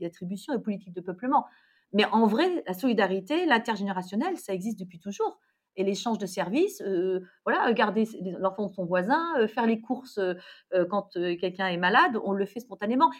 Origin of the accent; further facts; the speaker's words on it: Lorraine, Grand Est, France; moi, je suis Lorraine